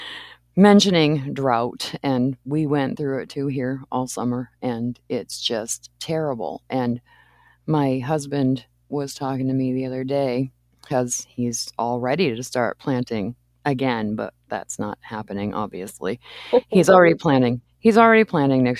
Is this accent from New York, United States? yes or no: no; Maine, United States; now in Le Sueur, United States; I grew up in Maine